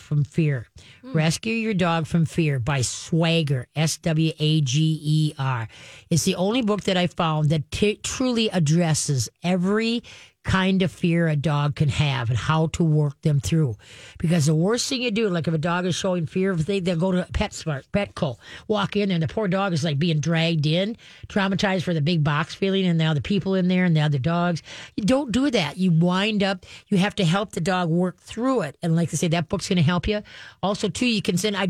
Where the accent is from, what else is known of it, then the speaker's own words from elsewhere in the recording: Roseville, Minnesota, United States; I grew up in Roseville on Alameda Street